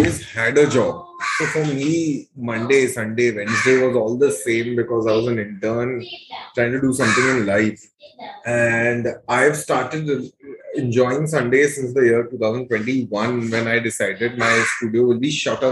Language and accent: English; Mumbai, Maharashtra, India; also born or lived in Kandivali, Mumbai; I'm a thoroughbred Bandra boy. Born in Bandra, lived in Bandra